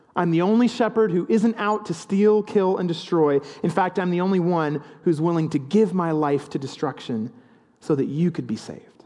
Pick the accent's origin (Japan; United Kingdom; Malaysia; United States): United Kingdom; the English countryside, England; growing up in the English countryside, there are a lot of sheep